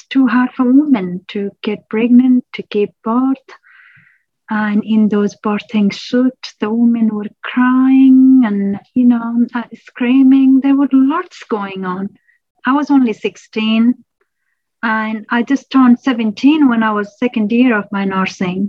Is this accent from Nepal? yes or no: yes; Nepal; moved away as an adult; now in Australia; originally born and grew up in Nepal, not my children, myself, then moved to Australia 2002 on and off, and then I started living here from 2009.